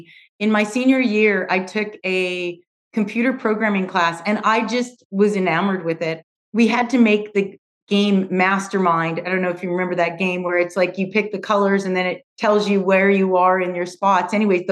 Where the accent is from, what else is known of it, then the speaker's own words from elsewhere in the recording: Edmonton, Alberta, Canada; accent: Canadian; I was born and raised in Canada, in Edmonton, Alberta. And some people know that, but not too many because I've adapted my accent. I no longer have my Canadian accent